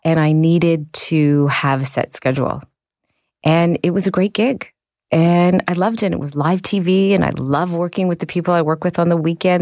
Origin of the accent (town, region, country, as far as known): Canada